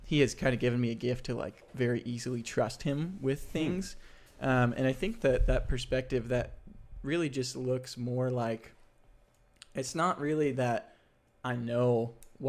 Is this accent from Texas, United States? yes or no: yes; Dallas, Texas, United States; moved away; I'm originally from Dallas, you know? So my whole family's there.